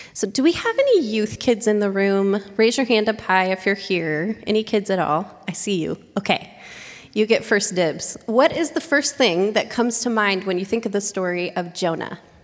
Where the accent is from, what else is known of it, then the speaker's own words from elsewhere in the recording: Oregon, United States; moved away as an adult; now in San Diego, United States; I had stayed in my hometown